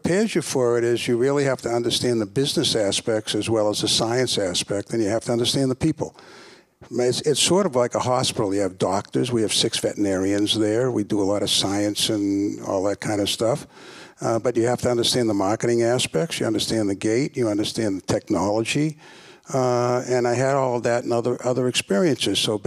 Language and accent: English; Boston, Massachusetts, United States; moved away; I come from Boston originally